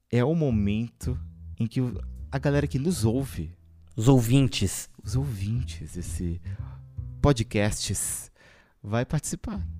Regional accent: São Paulo, Brazil; Que somos de São Paulo, né?

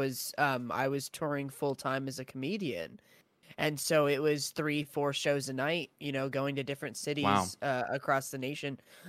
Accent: Austin, Texas, United States; now in San Antonio, United States; I'm originally from Austin, Texas.

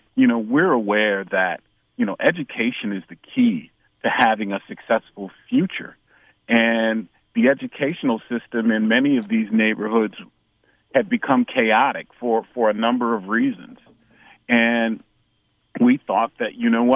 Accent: Chicago, Illinois, United States; also born or lived in Houston; we're both from Chicago

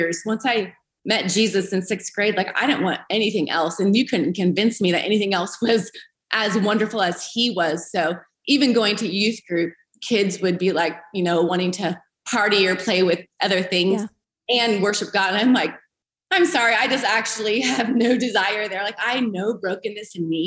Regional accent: Eureka, California, United States; moved away as an adult; also born or lived in Redding, California; now in Greenville, United States; I was raised in Northern California, Eureka, so not far from where Bethel's at, about 3 hours on the coast.

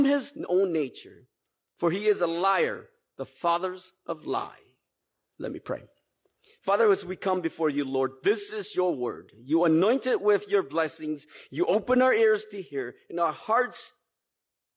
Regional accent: Twin Cities, Minnesota, United States; I grew up here in the Twin Cities

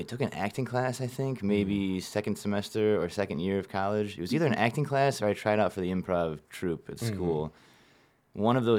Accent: Cleveland, Ohio, United States; I was born in Cleveland, Ohio.

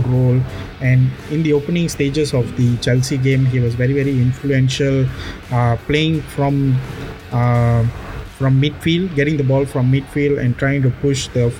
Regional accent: Malaysia; I'm Malaysian, so us Malaysians, since I'm an Indian, I used to go to Batu Caves.

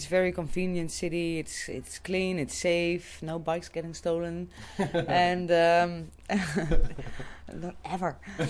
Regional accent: Netherlands; now in Singapore; from Holland

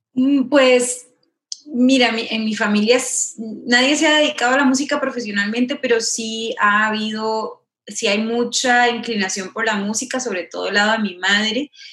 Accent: Costa Rica; moved away as an adult; now in Los Angeles, United States; yo soy segunda generación costarricense, o sea, mis, mis padres ya nacieron allá

